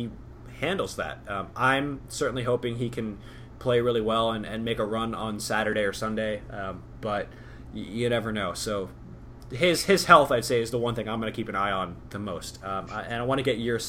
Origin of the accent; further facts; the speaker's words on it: Atlanta, Georgia, United States; growing up in Atlanta